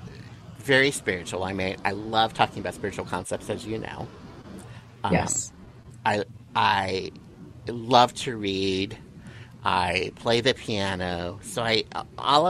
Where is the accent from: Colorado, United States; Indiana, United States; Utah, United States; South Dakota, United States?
South Dakota, United States; now in California, United States; I grew up in South Dakota, hardworking, middle class parents, raising three kids